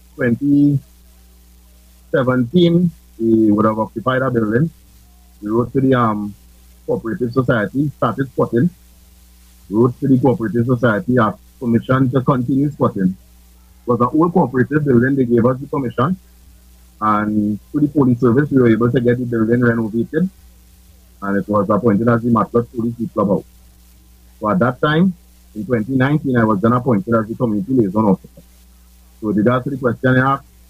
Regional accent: Trinidad & Tobago; moved away; I'm originally from Tupu

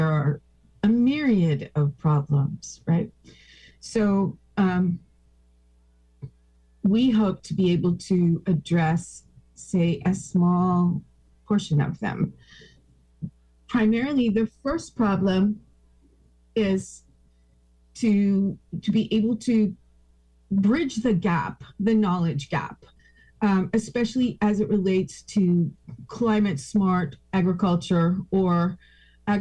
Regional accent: Toronto, Ontario, Canada; moved away as an adult; also born or lived in Caribbean; I'm originally from Toronto, but spent about 2 decades in the Caribbean.

